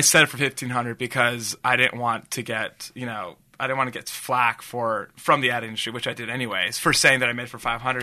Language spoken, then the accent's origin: English; Los Angeles, California, United States; I grew up in Reseda, just a small city